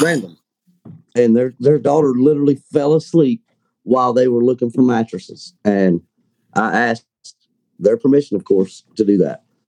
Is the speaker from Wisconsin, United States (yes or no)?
no; Kentucky, United States; I'm from Kentucky